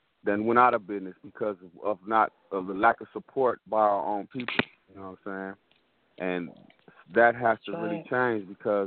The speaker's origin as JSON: {"language": "English", "town": "Los Angeles", "region": "California", "country": "United States", "tie": "born or raised there", "said": "growing up in Los Angeles"}